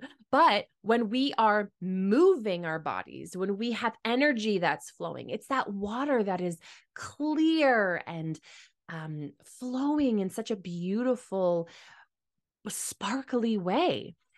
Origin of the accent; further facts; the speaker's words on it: Mitchell, Ontario, Canada; And I grew up in Mitchell, Ontario, and we actually had streams that like went through some of our properties along our house, a part of the Thames River.